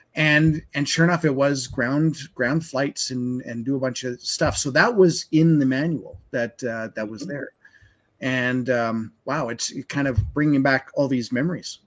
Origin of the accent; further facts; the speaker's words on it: Winnipeg, Manitoba, Canada; now in Alberta, Canada; I grew up in Winnipeg's, and uh, and I've told the story where I moved out here in '96